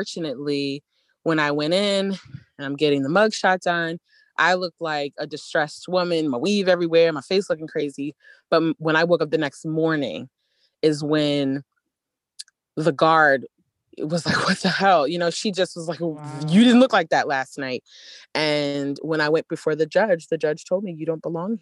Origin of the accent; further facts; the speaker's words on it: Baltimore, Maryland, United States; growing up in Baltimore